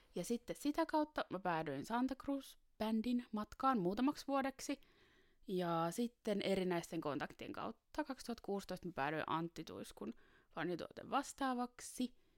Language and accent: Finnish; Taivassalo, Southwest Finland, Finland; now in Helsinki, Finland; tulen Helsingistä, ja, mutta on kotoisin Taivassalosta Varsinais-Suomesta